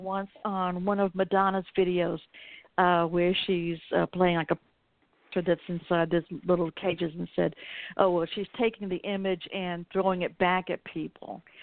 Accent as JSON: {"language": "English", "area": "the South", "region": "Southern United States", "country": "United States", "said": "I'm a Southerner"}